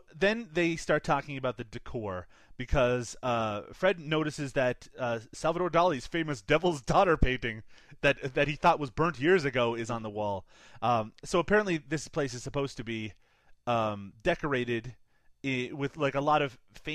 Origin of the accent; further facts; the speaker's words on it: Canada; I'm Canadian